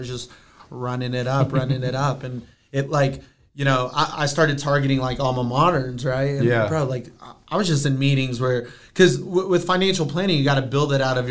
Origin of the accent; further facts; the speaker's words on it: Aurora, Colorado, United States; also born or lived in Brazil; I grew up in Aurora, Colorado